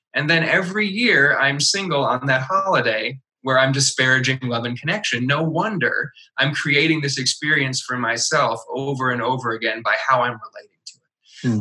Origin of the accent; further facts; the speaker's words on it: Midwest, United States; I was raised in the Midwest, which is very much a Bible Belt type of part of the country